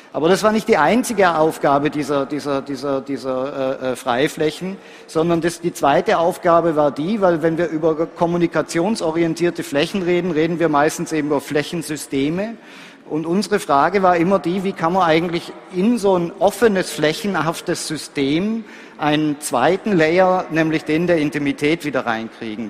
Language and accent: German; Graz, Styria, Austria; ich komme aus Graz